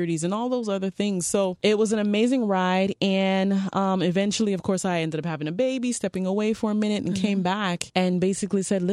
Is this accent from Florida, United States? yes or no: yes; Miami Gardens, Florida, United States; I was born and raised actually in Miami Gardens